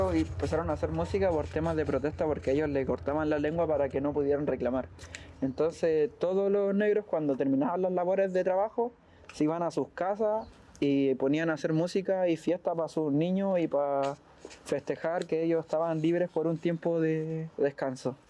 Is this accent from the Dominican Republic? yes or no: no; Chile; todos somos chilenos